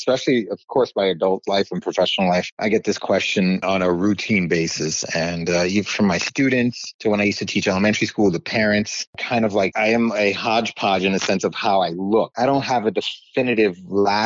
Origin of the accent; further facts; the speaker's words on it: New York, United States; I either say I'm from New York